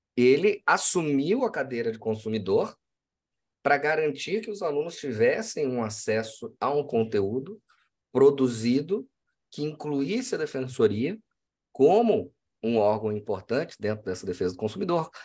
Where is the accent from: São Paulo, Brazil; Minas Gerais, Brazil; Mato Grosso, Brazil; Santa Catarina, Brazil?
Mato Grosso, Brazil; Cuiabá; Eu sou do Mato Grosso. Eu sou cuiabano, de Chapecruz, como se diz por aqui